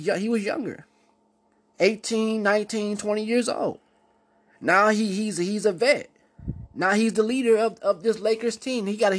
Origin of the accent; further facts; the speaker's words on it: Cleveland, Ohio, United States; See, I'm from Cleveland.